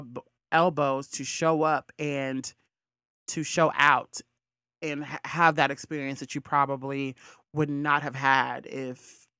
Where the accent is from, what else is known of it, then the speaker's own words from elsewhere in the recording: Alabama, United States; I'm from Alabama.